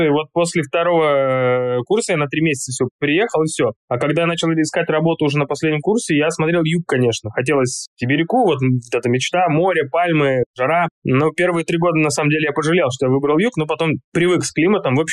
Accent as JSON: {"language": "Russian", "region": "Tashkent", "country": "Uzbekistan", "tie": "born or raised there", "also_born_or_lived": "Altai, Russia", "said": "Я родился на Алтае, то есть изначально я родился в Азии, можно сказать. Алтай, близко и Монголия, и Китай, и Казахстан, горы, четыре страны делят. И потом наша семья уехала в Ташкент"}